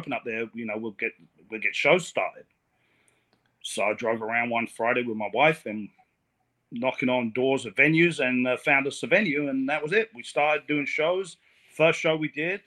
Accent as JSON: {"language": "English", "region": "England", "country": "United Kingdom", "moved": "yes", "lives_now": "Port St. Lucie, United States", "said": "I'm from England"}